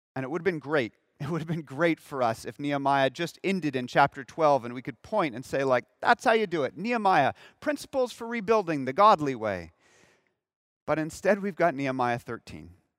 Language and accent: English; Southern California, United States; moved away; I'm from Southern California